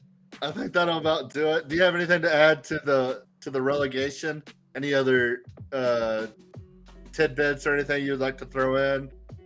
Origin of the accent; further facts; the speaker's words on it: Texas, United States; Because you asked me as a Texan